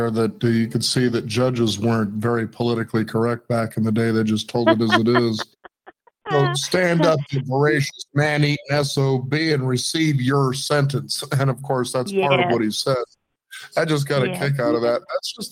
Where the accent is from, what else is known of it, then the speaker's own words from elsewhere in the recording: California, United States; also born or lived in Texas; I was growing up in Texas, I was in first and second grade, and then we eventually moved back to California